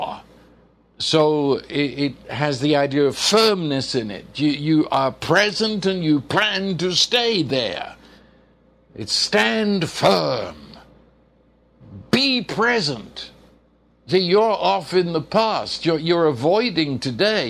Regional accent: England, United Kingdom; When I was in school in England

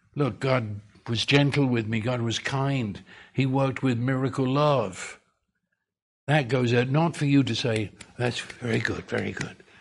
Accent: United Kingdom; accent: British; moved away

